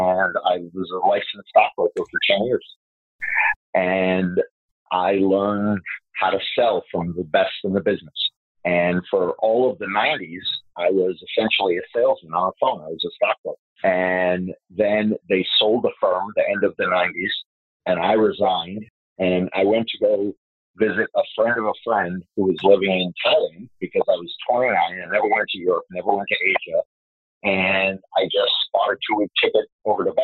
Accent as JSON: {"language": "English", "town": "Fort Lauderdale", "region": "Florida", "country": "United States", "tie": "born or raised there", "also_born_or_lived": "Michigan", "said": "I was born in Michigan. That's where my dad's side of the family's from. And he was a Michigan State Trooper for 11 years. We moved to Fort Lauderdale when I was 3 years old"}